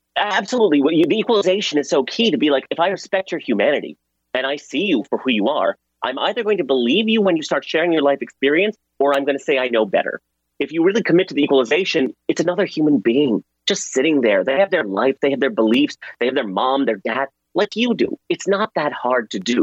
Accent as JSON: {"language": "English", "country": "Pakistan", "tie": "born or raised there", "moved": "yes", "lives_now": "United States", "said": "I was born in Pakistan"}